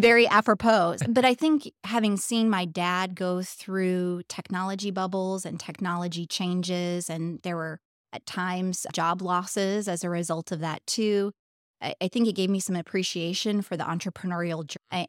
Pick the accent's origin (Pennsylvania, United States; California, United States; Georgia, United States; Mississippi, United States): Pennsylvania, United States; moved away as an adult; now in Indianapolis, United States; I was born in Indianapolis, although I grew up primarily in Pennsylvania